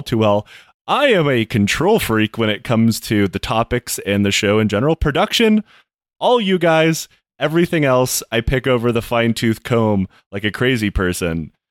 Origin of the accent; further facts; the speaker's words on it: United States; I'm American